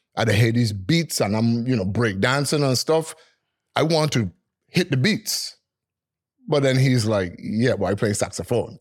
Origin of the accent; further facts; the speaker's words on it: Frenchtown, Saint Thomas, U.S. Virgin Islands; I was born and raised in Freedom Hoy in Saint Thomas